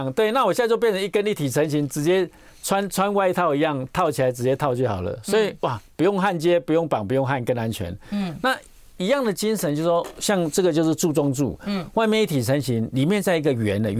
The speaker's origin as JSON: {"language": "Chinese", "country": "Taiwan", "said": "所以我想说，这几个就是我们台湾地区，呃，近几年要特别注意的地方"}